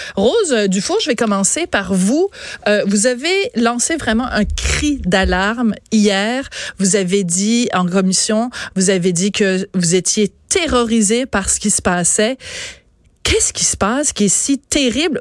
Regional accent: Quebec, Canada; en tant que Québécois, Québécoise

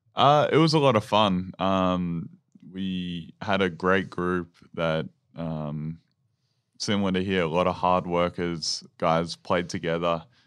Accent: Maryborough, Victoria, Australia; growing up in Maryborough

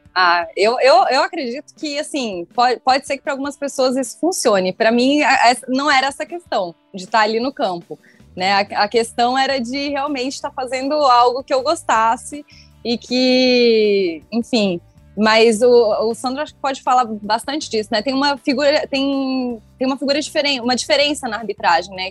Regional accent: Criciúma, Santa Catarina, Brazil; Eu sou de Criciúma, então frequentei muito o Heriberto Wilson.

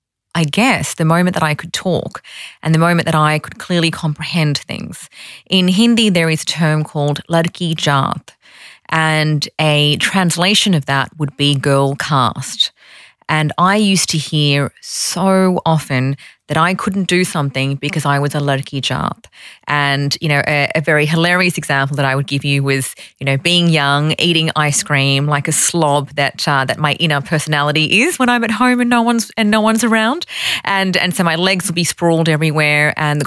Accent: Sydney, New South Wales, Australia; also born or lived in Fiji; I grew up in Sydney. I was born in Fiji and I was brought here when I was one. So I'm very much a Sydney-sider.

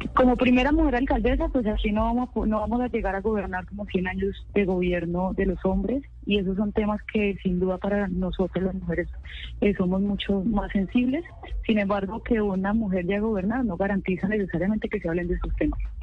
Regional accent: Cali, Valle del Cauca, Colombia; los que nacimos aquí en Cali

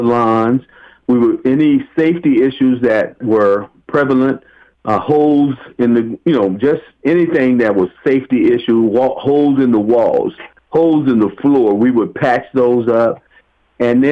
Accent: Waco, Texas, United States; also born or lived in Los Angeles County, California; now in Los Angeles, United States; how I was brought up in my childhood. My family, I'm originally from Waco, Texas, and it was a small community.

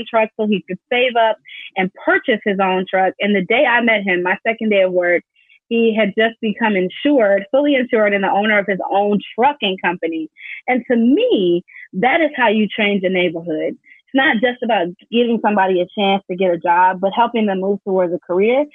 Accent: Inglewood, California, United States; still doing that work in my hometown

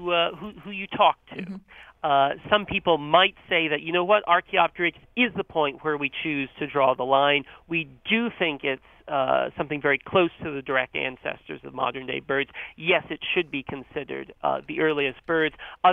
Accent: North Carolina, United States; So I grew up in North Carolina, and I had that same experience of seeing pileated woodpeckers outside

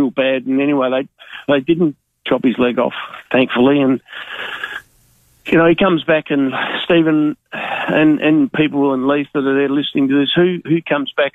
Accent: Australia; I was born in Kadena, and my dad had the Kadena Hotel for 20 years

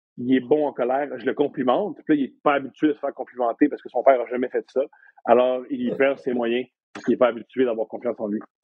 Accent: Montreal, Quebec, Canada; Je suis montréalais.

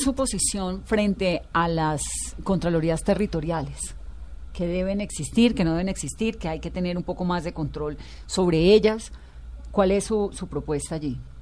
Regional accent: Valle del Cauca, Colombia; Yo soy Valle Caucana

